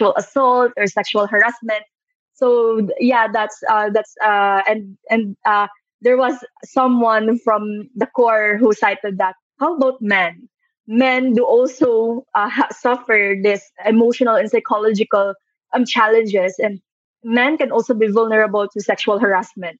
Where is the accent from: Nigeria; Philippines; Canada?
Philippines; Iloilo City, Western Visayas; now in Manila, Philippines; growing up in Iloilo, living in Manila